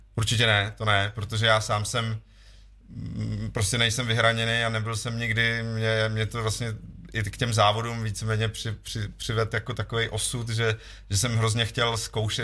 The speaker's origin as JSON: {"language": "Czech", "region": "Vysočina Region", "country": "Czechia", "said": "já pocházím z Vysočiny, tady relativně kousek"}